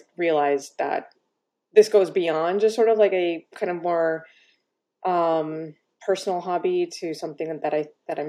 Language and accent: English; Miami, Florida, United States; I grew up in Miami, Florida